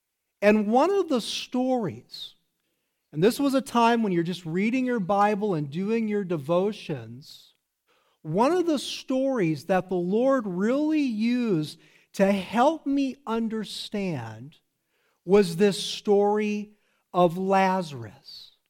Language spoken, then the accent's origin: English; South Africa; Where are you from? I'm from South Africa. That's where I live.